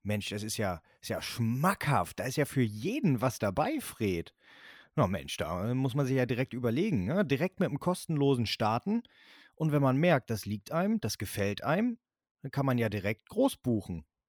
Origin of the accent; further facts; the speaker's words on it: Northern Germany, Germany; bei uns in Norddeutschland